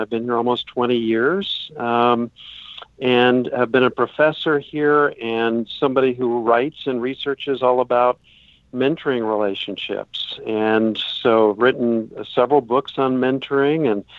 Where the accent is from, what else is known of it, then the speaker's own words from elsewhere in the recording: Spokane, Washington, United States; moved away as an adult; also born or lived in California / Pearl Harbor, Hawaii; now in Annapolis, United States; So I grew up in Spokane, Washington, and after graduate school in California, I entered the Navy as a clinical psychologist and served at Bethesda Naval Hospital